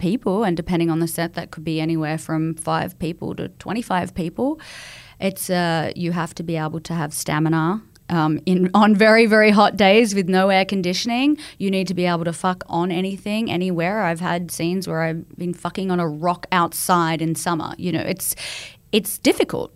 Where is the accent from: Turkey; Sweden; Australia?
Australia; moved away; I was coming across from Australia